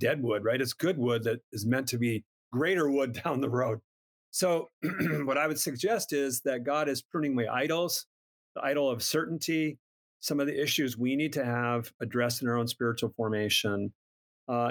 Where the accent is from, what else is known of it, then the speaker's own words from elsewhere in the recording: Minnesota, United States; I'm from Minnesota, Minnesota kid.